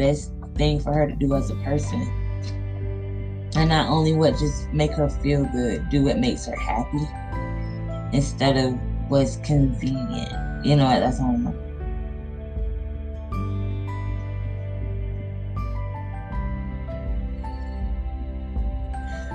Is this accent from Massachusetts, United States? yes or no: no; Georgia, United States; now in Missouri, United States; I'm not from Missouri, so I have to travel all the way back to Georgia